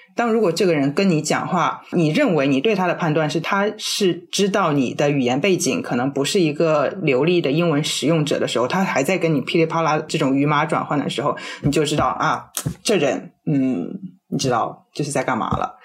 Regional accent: China; first language Chinese; also born or lived in United States; 这里是我的唐人街，我是中国人，我就是要用中文

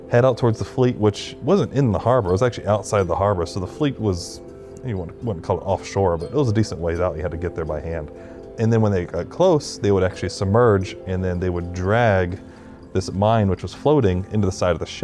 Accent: Charleston, South Carolina, United States; I grew up in Charleston

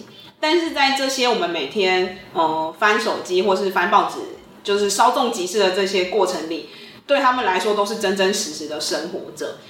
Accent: Pingtung County, Taiwan; 因为我本身是屏东人，所以我等于是在家乡里去做这样一个议题追踪。

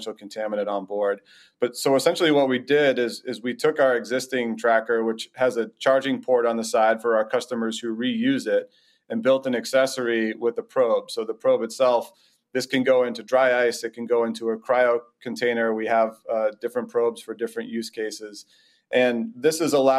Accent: Boston, Massachusetts, United States; I'm born and raised in the Boston area

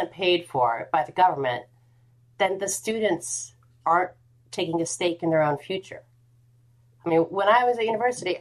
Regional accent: United States; now in United Kingdom; as an American living in the UK

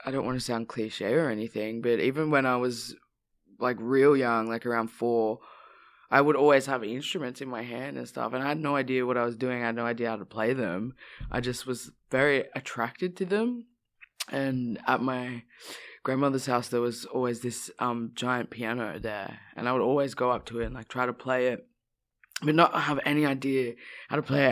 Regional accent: Australia; growing up in Australia

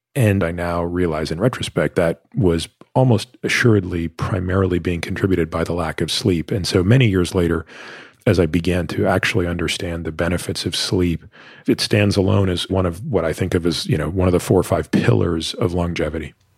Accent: Toronto, Ontario, Canada; I grew up in Toronto

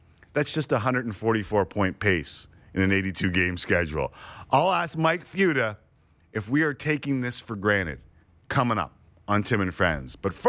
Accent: Canada; I'm Canadian.

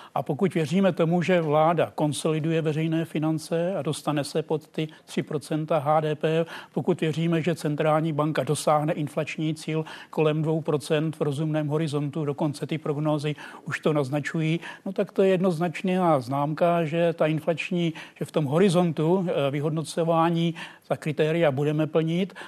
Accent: village near Plačice, Hradec Králové Region, Czechia; já pocházím ze Snice

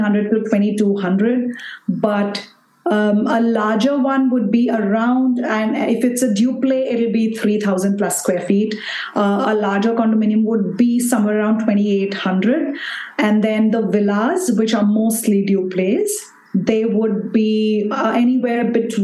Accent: Bangalore, Karnataka, India; I'm from Bangalore, India, and I run an interior design company here in Bangalore.

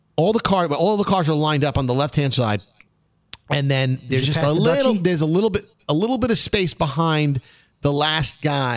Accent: New York City, New York, United States; growing up in Brooklyn when we were 15 years old

